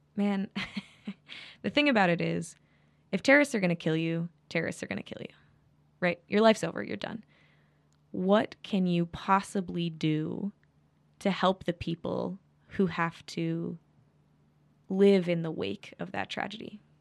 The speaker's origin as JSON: {"language": "English", "region": "Midwest", "country": "United States", "said": "I'm from the Midwest"}